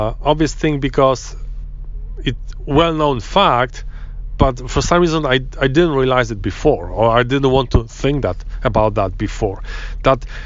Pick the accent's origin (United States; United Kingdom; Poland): Poland; English is a second language; I come from Poland